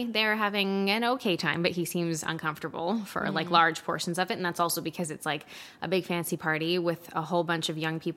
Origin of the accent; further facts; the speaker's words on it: Canada; We're Canadian